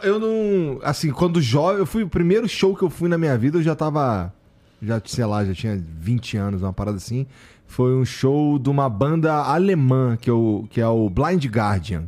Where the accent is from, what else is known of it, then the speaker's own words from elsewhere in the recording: Rio de Janeiro, Brazil; Morei no, no Rocha, que é na zona norte do Rio